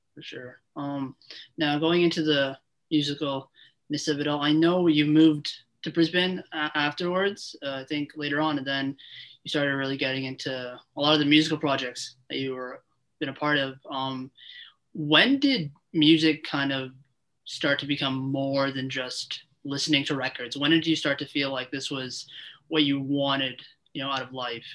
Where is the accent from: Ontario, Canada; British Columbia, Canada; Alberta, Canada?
Ontario, Canada; Toronto; I uh, interview local artists in Toronto, in my hometown